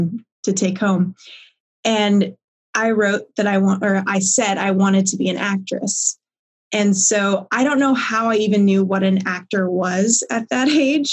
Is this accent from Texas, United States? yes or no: yes; Coppell, Texas, United States; I grew up in Coppell.